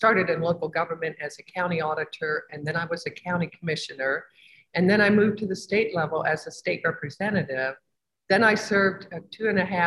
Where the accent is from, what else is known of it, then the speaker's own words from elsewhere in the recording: Evansville, Indiana, United States; I'm from Evansville, which is down across from Kentucky